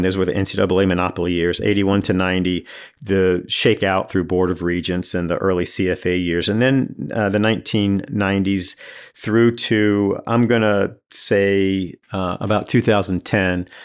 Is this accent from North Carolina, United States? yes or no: yes; Durham, North Carolina, United States; I grew up in Durham